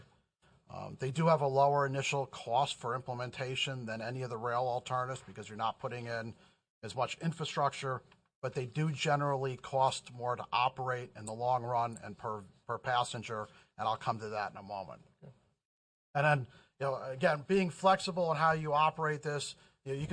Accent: New York, United States; I'm from New York. I can talk fast.

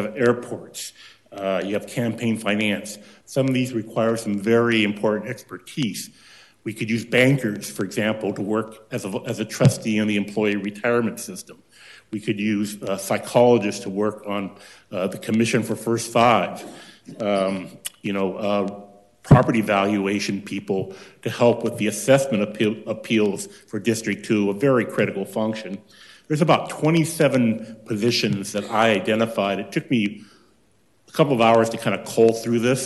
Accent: Santa Ana, California, United States; I'm from Santa Ana, California.

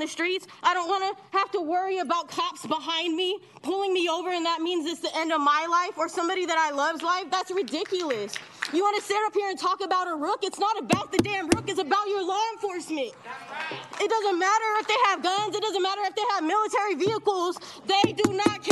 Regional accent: Sacramento, California, United States; also born or lived in Reno, Nevada; I moved to Sacramento when I was 5 years old with my family. We moved here from Reno, Nevada

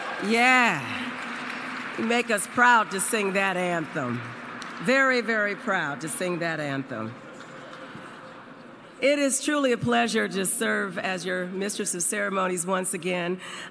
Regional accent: Oakland, California, United States; I'm from Oakland

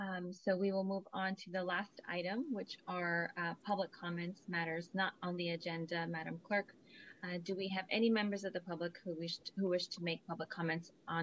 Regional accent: Central Valley, California, United States; We live in the Central Valley area, and I grew up in the Central Valley

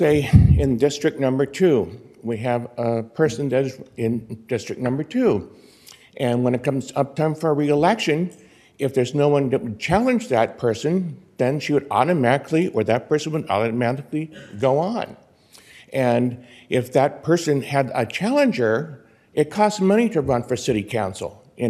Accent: Berkeley, California, United States; also born or lived in Oakland, California; now in Palm Desert, United States; I was born in Berkeley. I lived in Oakland. There are five districts up there. And those two cities were wonderful cities to grow up into.

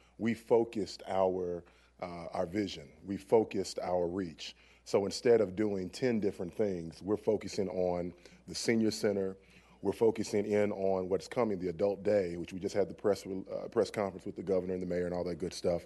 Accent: Louisville, Kentucky, United States; I was born and raised in Newburgh

